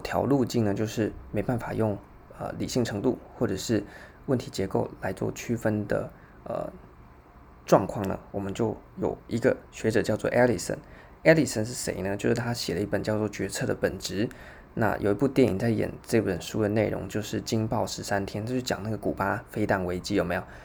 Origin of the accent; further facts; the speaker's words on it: Taiwan; 我们台湾人就应该很熟悉的